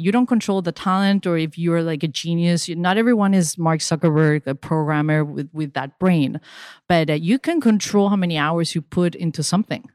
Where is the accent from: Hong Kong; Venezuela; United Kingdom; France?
Venezuela; moved away; also born or lived in Spain / Miami; when I was growing up in Venezuela